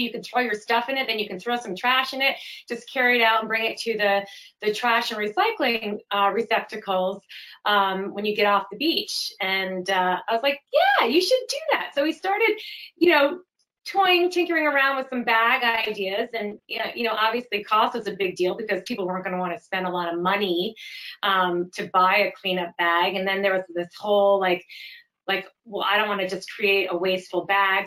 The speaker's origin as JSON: {"language": "English", "region": "Connecticut", "country": "United States", "tie": "born or raised there", "also_born_or_lived": "Vermont", "moved": "as an adult", "lives_now": "California, United States", "said": "I grew up in Connecticut, went to school in Vermont, um, the University of Vermont, and then moved out here and have stayed and started my family here"}